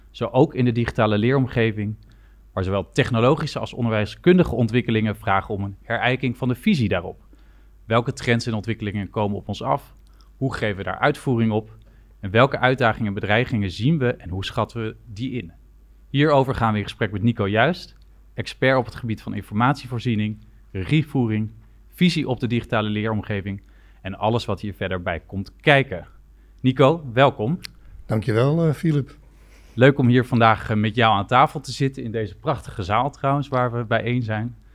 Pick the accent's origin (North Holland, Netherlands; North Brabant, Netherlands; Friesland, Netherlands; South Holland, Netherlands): South Holland, Netherlands; Leiden; Ik kom uit Leiden. Ik weet dat je daar